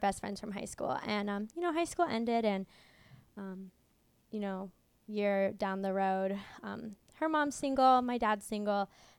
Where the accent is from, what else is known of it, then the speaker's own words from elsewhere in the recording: Coachella Valley, California, United States; I grew up in the Coachella Valley